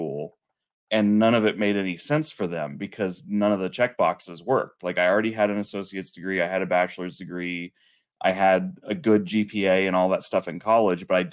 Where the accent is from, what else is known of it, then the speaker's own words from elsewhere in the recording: Colorado, United States; also born or lived in Kansas; I was born in Kansas, but grew up in Colorado. We moved here when I was six, so it's all I've ever known.